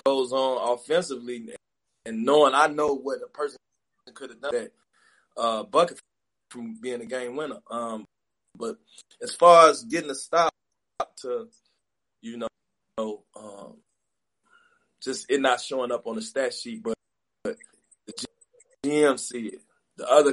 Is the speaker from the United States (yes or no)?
yes; Chicago, Illinois, United States; where I grew up at in Chicago